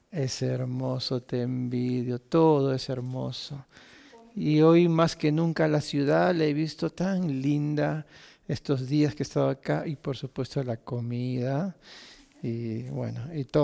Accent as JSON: {"language": "Spanish", "region": "Arequipa", "country": "Peru", "lives_now": "Lima, Peru", "said": "¿Cuántos han venido de Arequipa? Yo levanto mi mano. Créame, yo soy hincha de Arequipa ahí en Lima. Y siempre que veo un arequipeño ahí me pego. ¿no? Somos familia."}